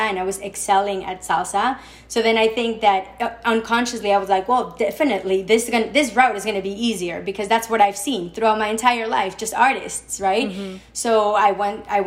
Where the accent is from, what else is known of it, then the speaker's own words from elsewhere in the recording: Mexico City, Mexico; moved away as an adult; now in New York City, United States; I grew up in Mexico